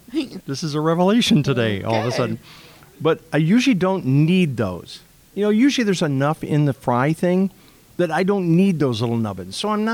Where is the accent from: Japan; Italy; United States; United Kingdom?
United States; Rockford, Illinois; northern Illinois, like 10 miles from the Wisconsin border. He goes, tell me the city you're from. And I said, Rockford.